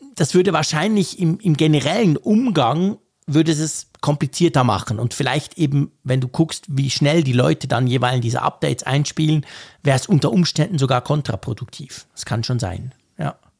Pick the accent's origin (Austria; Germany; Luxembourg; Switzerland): Switzerland; als Schweizer, der die Uhr quasi erfunden hat